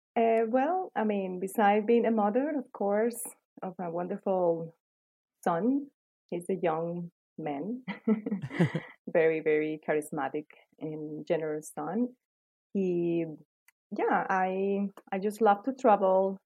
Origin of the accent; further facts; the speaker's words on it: Cali, Valle del Cauca, Colombia; moved away as an adult; now in United States; I grew up in Colombia. Um, I was living there in Cali also same time. I moved to the US in 2005